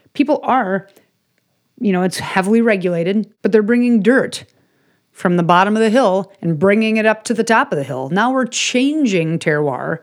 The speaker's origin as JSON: {"language": "English", "town": "Chicago", "region": "Illinois", "country": "United States", "tie": "born or raised there", "said": "I grew up in Chicago"}